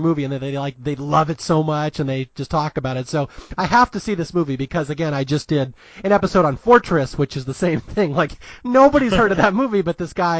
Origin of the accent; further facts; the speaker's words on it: Seattle, Washington, United States; I am from Seattle, Washington, a proud Northwesterner